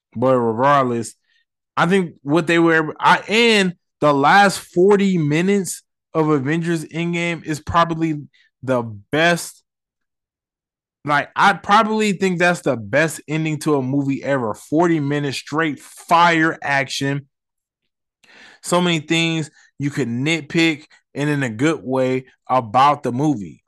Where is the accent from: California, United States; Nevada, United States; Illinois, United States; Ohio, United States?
Nevada, United States; Las Vegas; I'm not from New York, I'm from Vegas